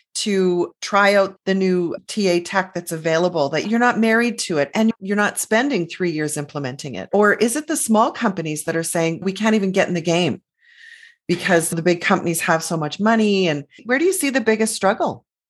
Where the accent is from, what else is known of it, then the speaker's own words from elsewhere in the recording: Canada; because we're Canadian, part of that North American scene